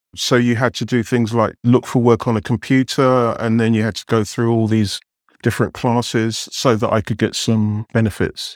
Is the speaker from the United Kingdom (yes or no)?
yes; London, United Kingdom; moved away as an adult; now in New York City, United States; grew up in England, was educated in London